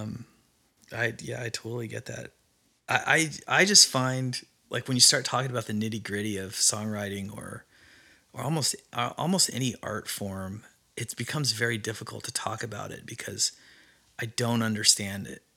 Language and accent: English; Idaho, United States; now in Nashville, United States; I grew up in Mormon country, Idaho